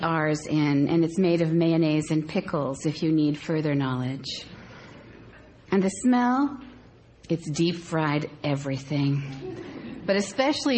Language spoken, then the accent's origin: English; Cape Cod area, Massachusetts, United States; accent: Cape Cod / Massachusetts (non-rhotic); moved away; We lived in an ocean town, and our lives were always oriented to the sea. And so Dad is sitting at one of our favorite places to eat, and you have to know that coming from the Cape Cod area, I will revert to my real accent.